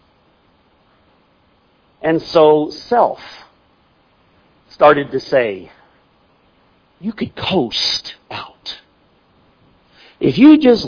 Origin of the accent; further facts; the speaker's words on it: Missouri, United States; I'm from Missouri